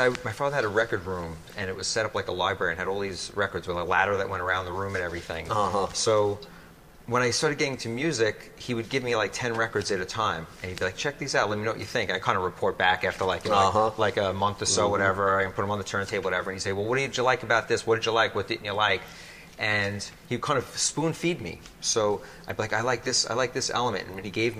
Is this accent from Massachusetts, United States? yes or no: no; New York City, New York, United States; also born or lived in Long Island, New York; I grew up in Brooklyn in the early years, and then that was more like a disco town, Bensonhurst, Brooklyn